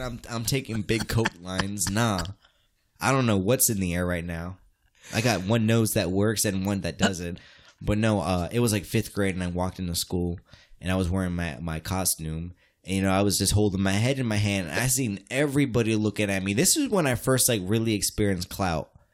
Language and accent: English; United States; as me as American